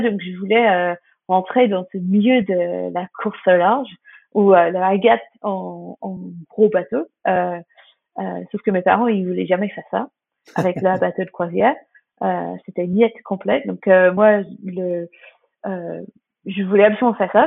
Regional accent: Hayling Island, South East England, United Kingdom; French is a second language; moved away as an adult; now in France; chez nous à Hailey Island en Angleterre

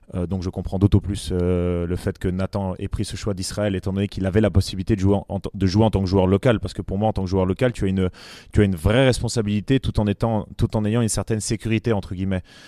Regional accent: Switzerland; on est très suisse, quand on est suisse

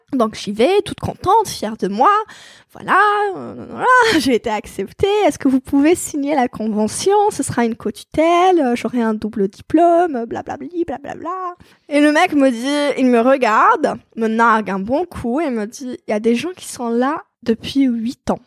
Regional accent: Algeria; moved away; je suis algérienne

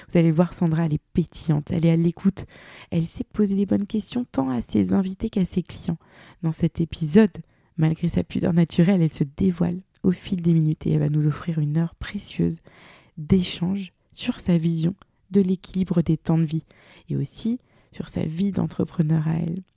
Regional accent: Brittany, France; accent: Breton; now in Bordeaux, France; avec mon accent breton

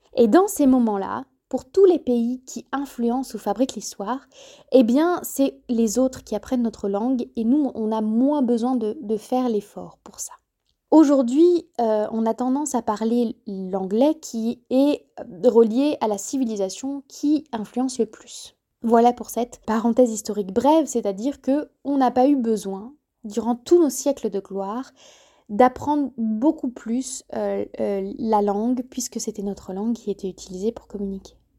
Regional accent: France; first language French; nous, chers Français

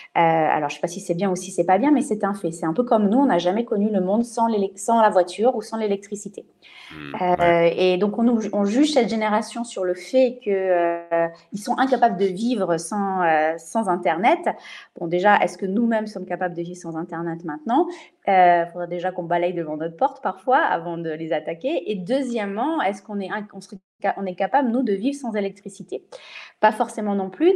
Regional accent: France; also born or lived in Switzerland; je suis française

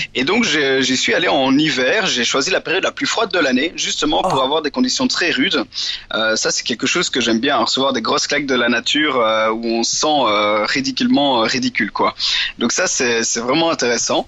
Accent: central Belgium, Belgium; je suis belge, euh, j'ai 26 ah. ans. Euh, j'habite euh, plus ou moins dans le centre de la Belgique, donc, euh, dans les champs. c'est cool parce que je suis à une heure de voiture des Ardennes et une heure de voiture de la côte, donc c'est vrai que j'ai grandi dans un milieu assez varié

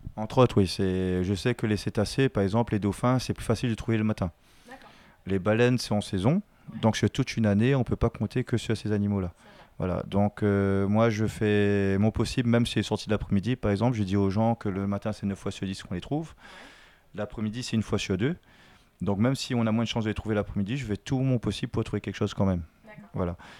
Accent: Vincendo, Réunion; Je suis de Vincent et tout le temps, on avait des dauphins qui passaient devant, devant chez nous

